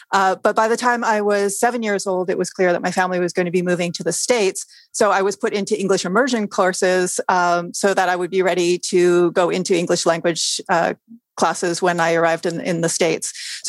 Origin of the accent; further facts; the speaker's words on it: Montreal, Quebec, Canada; I was born in Montreal. It was at the beginning of, in the early stages of this sort of militarized Francophone movement in Quebec. So while my family was Anglophone